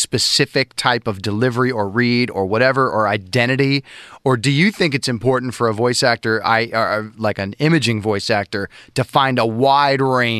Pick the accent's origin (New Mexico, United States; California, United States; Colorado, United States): California, United States; Los Angeles; I grew up in L.A.